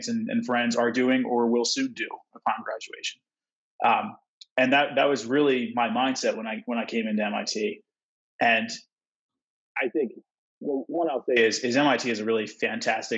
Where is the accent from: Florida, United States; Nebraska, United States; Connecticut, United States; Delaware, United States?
Delaware, United States; Wilmington; moved away as an adult; I grew up in Wilmington, Delaware, which is the largest city in the relatively small state of Delaware